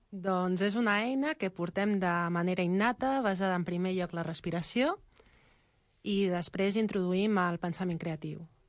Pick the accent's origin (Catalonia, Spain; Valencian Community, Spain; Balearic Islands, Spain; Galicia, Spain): Galicia, Spain; Xinzo da Costa; moved away